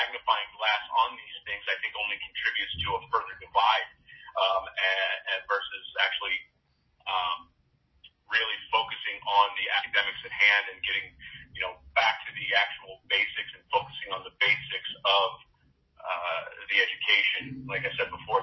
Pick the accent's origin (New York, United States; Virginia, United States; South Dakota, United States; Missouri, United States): Missouri, United States; Ferguson; I grew up in Ferguson, Missouri